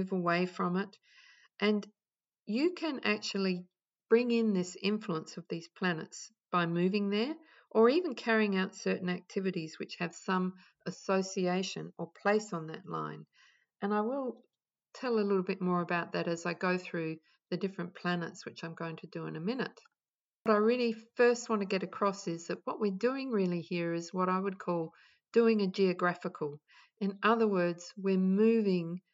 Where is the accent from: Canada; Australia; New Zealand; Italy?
Australia; Adelaide, South Australia; moved away as an adult; also born or lived in England; now in Melbourne, Australia; I'm born in Adelaide, or I was born in Adelaide